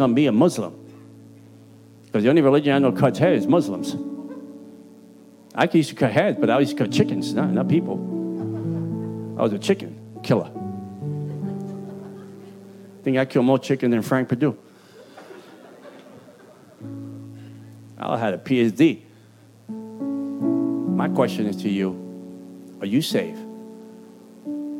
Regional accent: Puerto Rico; accent: Puerto Rican; also born or lived in Bronx, New York; My Puerto Rican accent

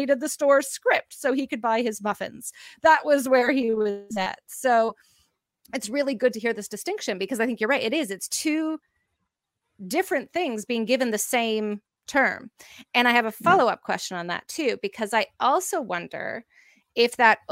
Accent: Canada; we went to Timmy's, which is our Tim Hortons, we're Canadian, everyone goes there

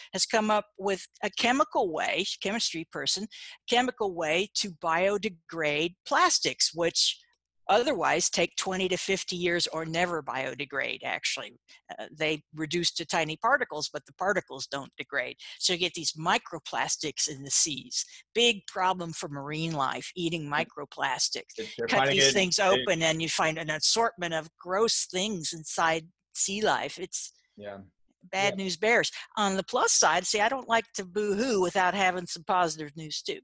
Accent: United States; I'm from America

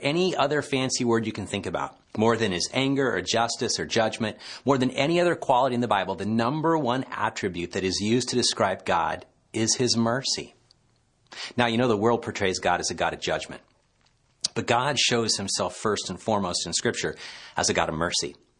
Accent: Petaluma, California, United States; my hometown in Petaluma, California

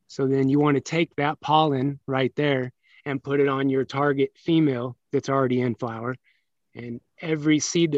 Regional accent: Pekin, Illinois, United States; moved away as an adult; also born or lived in Peoria, Illinois / California; No, I was born in Peoria, Illinois.

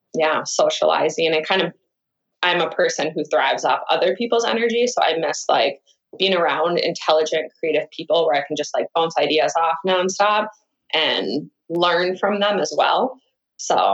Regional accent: Minnesota, United States; moved away as an adult; also born or lived in Los Angeles; now in Minneapolis, United States; moved back to Minnesota, to the biggest city I could that was closest to my hometown.

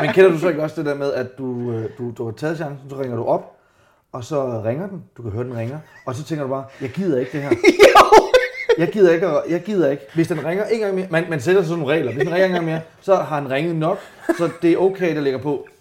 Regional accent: Randers, Central Denmark Region, Denmark; Jeg voksede op i Randers

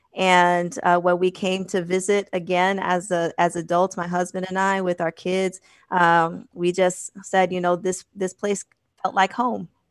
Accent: Manchester, New Hampshire, United States; also born or lived in Boston, Massachusetts / Midwest; I was born in Boston and raised in Manchester.

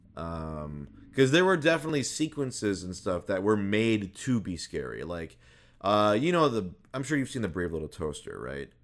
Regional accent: Minnesota, United States; I was born in Minnesota.

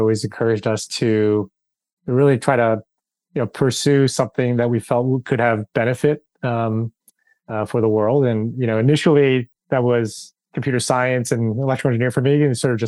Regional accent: Bay Area, California, United States; moved away; also born or lived in New York / Boston; I was born in the Bay Area. My parents were from Taiwan originally, but migrated to the U.S. Pretty early on. And you know, I spent time in the Bay Area and in New York and ended up going to school in Boston.

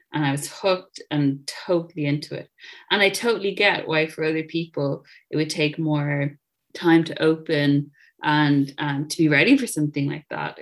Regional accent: Ireland; moved away as an adult; also born or lived in Dublin / London; now in United Kingdom; I grew up in Catholic Ireland in the 90s

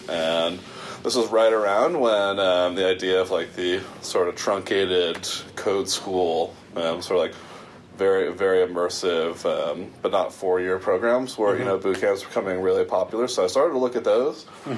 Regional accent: East Coast, United States; also born or lived in New Jersey / New York / Connecticut / Virginia; And I grew up on the East Coast. So I grew up in some variation of New Jersey, New York, Connecticut, and Virginia.

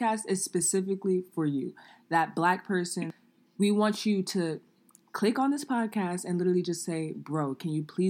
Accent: New York City, New York, United States; growing up in New York City

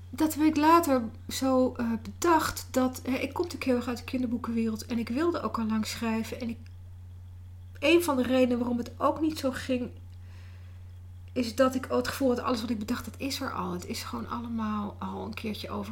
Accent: Netherlands; dan ben ik natuurlijk ook weer Nederlands

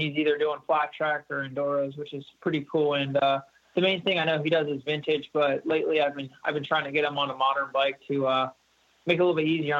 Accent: Warrington, Pennsylvania, United States; also born or lived in Trevose, Pennsylvania; I grew up in Warrington, just a little bit northeast of there, but just kind of a small little town

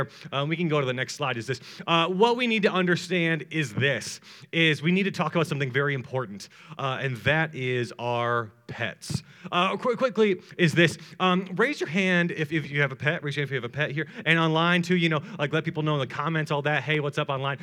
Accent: Atlanta, Georgia, United States; I'm from Atlanta, Georgia, and I am married

